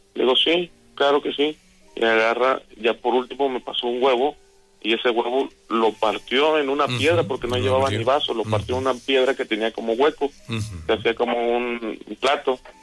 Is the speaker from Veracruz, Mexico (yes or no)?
yes; Coatzacoalcos, Veracruz, Mexico; Yo, soy de Coatzacoalcos, estudié allá la secundaria, entonces tenía aproximadamente como 14 años